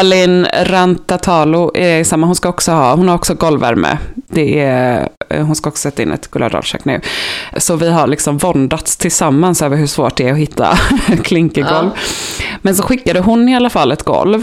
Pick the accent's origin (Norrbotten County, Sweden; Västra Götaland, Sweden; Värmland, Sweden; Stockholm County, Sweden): Västra Götaland, Sweden; Gothenburg; accent: Gothenburg dialect; jag är från Göteborg